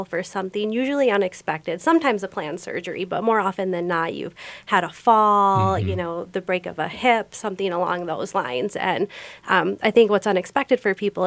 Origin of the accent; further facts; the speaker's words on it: St. Paul, Minnesota, United States; I grew up in St. Paul, Minnesota.